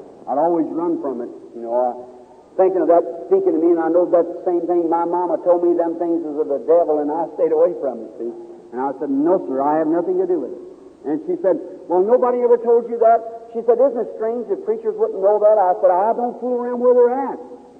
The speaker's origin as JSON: {"language": "English", "region": "Kentucky", "country": "United States", "tie": "born there", "said": "I like to hunt, and I was born in Kentucky."}